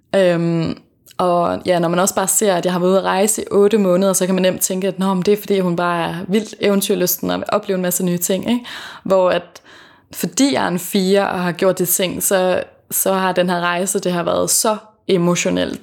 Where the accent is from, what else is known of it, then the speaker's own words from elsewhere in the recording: Fanø, Southern Denmark, Denmark; moved away; så bor jeg hos min familie på Fanø, øh, hvor jeg kommer fra.